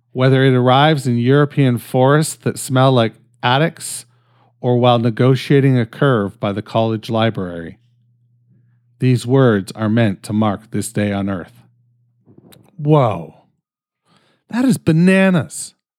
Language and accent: English; Canada; I'm fucking Canadian